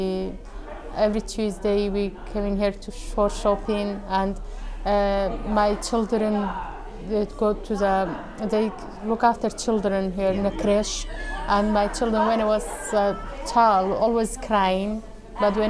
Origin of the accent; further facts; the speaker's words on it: Kurdistan Region, Iraq; English is a second language; moved away as an adult; now in Glasgow, United Kingdom; I come from Kurdistan, north of Iraq. I've been in Scotland since 2003.